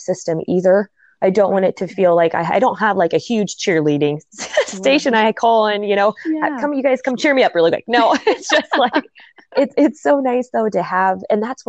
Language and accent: English; Nebraska, United States; also born or lived in South Dakota; We're both from Nebraska